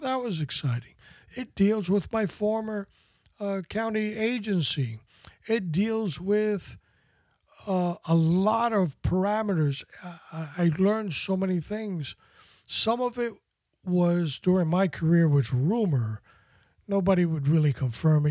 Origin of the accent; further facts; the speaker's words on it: New York City, New York, United States; I grew up in Washington Heights in Manhattan as a, as a, as a younger child.